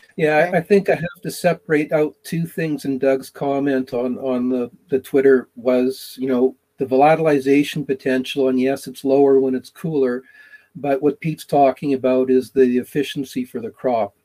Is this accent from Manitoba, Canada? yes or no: yes; Manitoba, Canada; now in Alberta, Canada; growing up in Manitoba and living in, in Alberta now